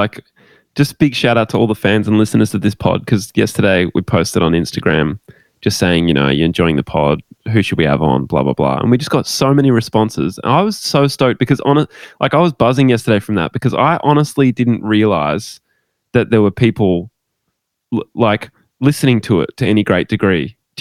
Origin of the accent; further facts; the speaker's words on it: Gold Coast, Queensland, Australia; I grew up in the Gold Coast